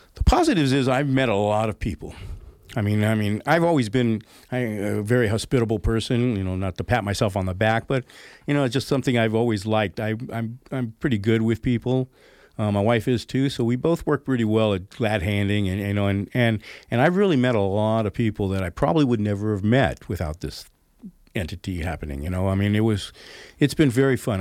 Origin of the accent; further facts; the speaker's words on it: Oakland, California, United States; also born or lived in Pleasanton, California / Danville, California; now in Grass Valley, United States; I moved from Oakland to Pleasanton, I mean, I, I was a city boy, right? I was in really downtown O, not downtown Oakland, but uptown Oakland